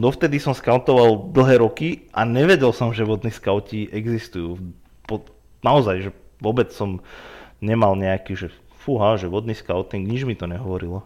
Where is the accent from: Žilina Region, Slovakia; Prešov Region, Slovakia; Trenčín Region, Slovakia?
Trenčín Region, Slovakia; Bojnice; moved away as an adult; also born or lived in Prievidza; now in Banská Bystrica, Slovakia; ja som sa presťahoval do Banskej Bystrice, začal som tu pracovať, bo pôvodne som teda z Bojnic